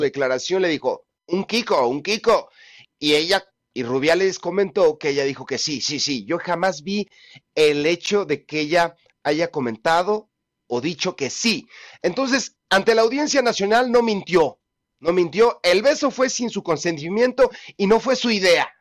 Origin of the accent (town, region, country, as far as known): Mexico